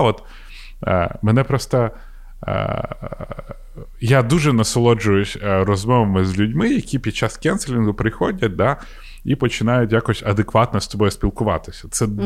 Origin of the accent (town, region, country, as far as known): Ukraine